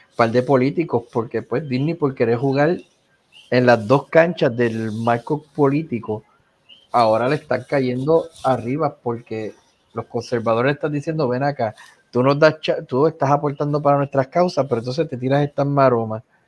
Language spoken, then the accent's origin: Spanish; Puerto Rico; soy puertorriqueño